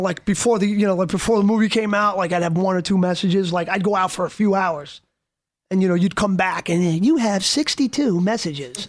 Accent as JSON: {"language": "English", "town": "Yonkers", "region": "New York", "country": "United States", "tie": "born or raised there", "said": "growing up in Yonkers"}